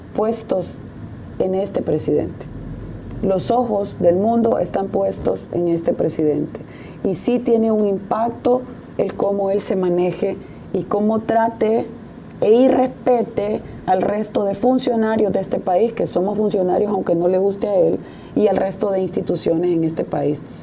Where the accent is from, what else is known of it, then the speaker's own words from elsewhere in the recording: El Salvador; como salvadoreña, como funcionaria